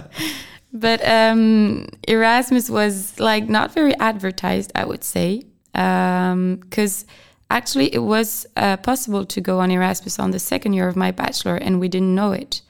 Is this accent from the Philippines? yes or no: no; France; English is a second language; moved away as an adult; also born or lived in Brest / Albi / Argentina; now in Czech Republic; I'm from France, and I'm a trainee, and I came to the Czech Republic to work